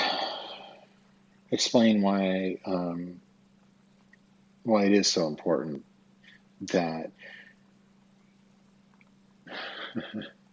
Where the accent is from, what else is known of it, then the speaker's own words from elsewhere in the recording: Twin Falls, Idaho, United States; I was born on April 15th, 1974 in Twin Falls, Idaho at Magic Valley Regional Medical Center